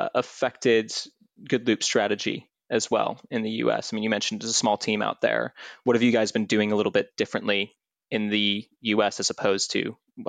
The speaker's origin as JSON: {"language": "English", "region": "Midwest", "country": "United States", "said": "I'm from the Midwest"}